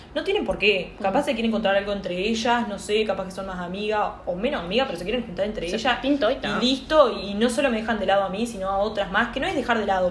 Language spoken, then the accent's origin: Spanish; Uruguay; moved away as an adult; now in Montevideo, Uruguay; soy del interior de, Uruguay